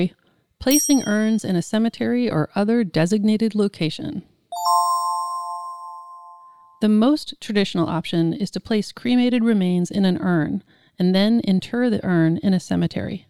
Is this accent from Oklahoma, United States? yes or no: no; California, United States; I'm such a Californian